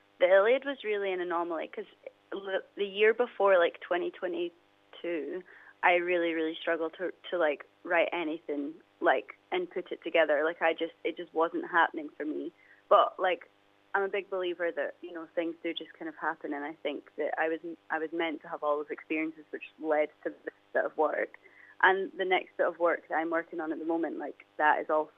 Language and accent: English; Dundee, Scotland, United Kingdom; growing up in Dundee